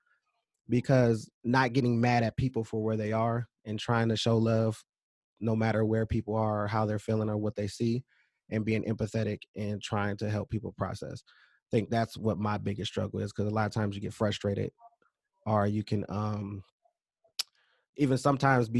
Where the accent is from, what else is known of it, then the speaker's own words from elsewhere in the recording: California, United States; now in Minnesota, United States; I was raised in California